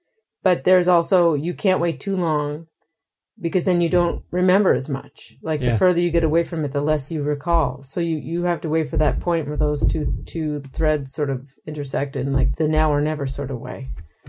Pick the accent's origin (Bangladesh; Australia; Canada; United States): Canada; Maritime provinces; I am from the Maritime Provinces of Canada, for your listeners, which is a place that has been exporting labor for multiple generations.